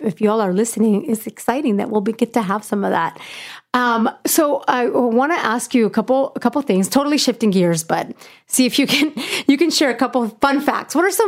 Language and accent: English; Puebla, Mexico; now in United States; I'm from Puebla.